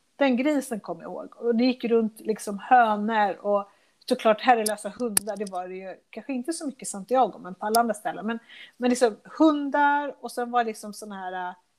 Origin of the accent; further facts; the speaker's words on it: Sweden; also born or lived in Chile; Sverige där jag växte upp